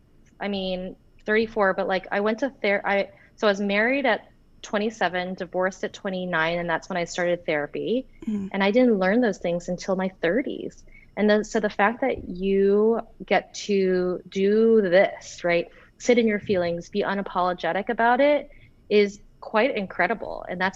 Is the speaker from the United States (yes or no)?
yes; North Carolina, United States; also born or lived in Florida; I grew up in North Carolina. Well, I was born in Florida. Then we moved to North Carolina. So like, I used to have like a Southern accent, say y'all and all that stuff.